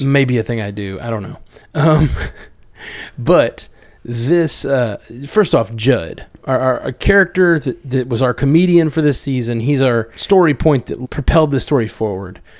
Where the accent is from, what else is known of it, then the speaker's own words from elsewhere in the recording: Alabama, United States; we're both from Alabama.